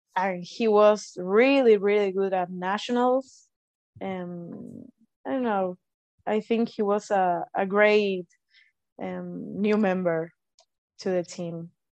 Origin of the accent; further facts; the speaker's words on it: Argentina; from Argentina